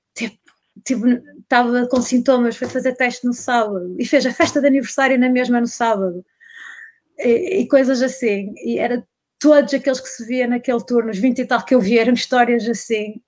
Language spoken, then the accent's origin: Portuguese; North, Portugal; moved away as an adult; eu sou do Norte, vim para Alberca